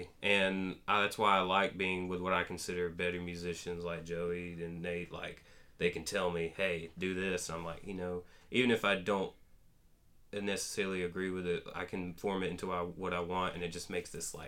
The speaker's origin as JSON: {"language": "English", "town": "Trenton", "region": "Georgia", "country": "United States", "tie": "born or raised there", "said": "Yeah, I grew up in the on the other part of the Georgia side in the Big Woods"}